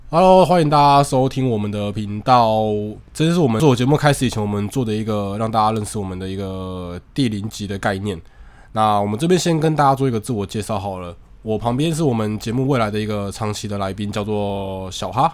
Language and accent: Chinese; Tainan, Taiwan; 我是台南人